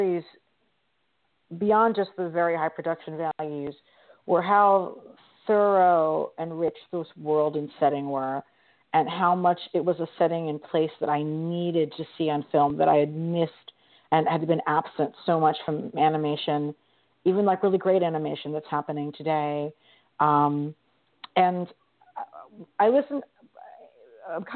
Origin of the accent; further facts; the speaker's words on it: Mid-Atlantic, United States; I grew up in the Mid-Atlantic region, and we did a lot of history-focused regional tourism as a kid